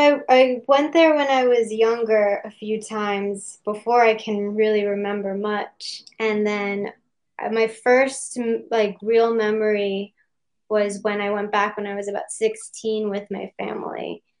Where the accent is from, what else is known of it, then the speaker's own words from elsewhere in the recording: New York City, New York, United States; Like I live in New York City, and it's just so different. And I'm very much from New York, but I felt like I connected with these like roots that I had.